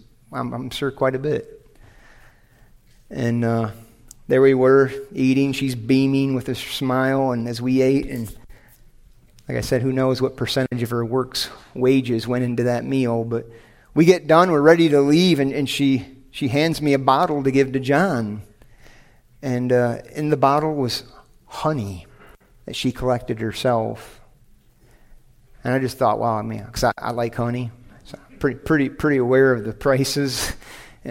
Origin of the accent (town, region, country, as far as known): United States